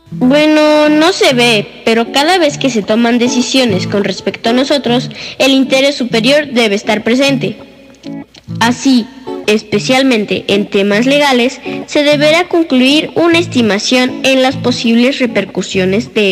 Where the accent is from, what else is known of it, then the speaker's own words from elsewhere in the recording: Puebla, Mexico; tengo seis años y vengo de la ciudad